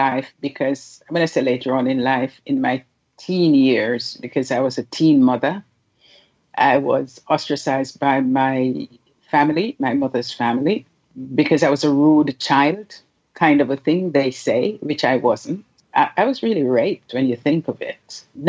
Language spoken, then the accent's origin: English; Jamaica; also born or lived in United Kingdom; I am originally from Jamaica. I don't know why we have to say originally. I'm Jamaican. I was born there. I grew up and lived around the world. The UK is one of those places.